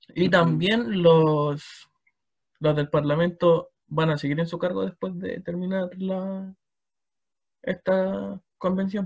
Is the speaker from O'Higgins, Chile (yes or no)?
yes; Chimbarongo, O'Higgins, Chile; yo soy de Chimbarongo